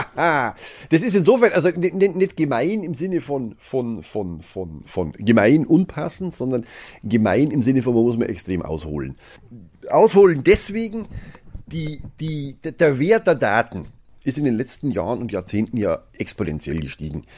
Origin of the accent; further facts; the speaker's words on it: Germany; bei uns in Deutschland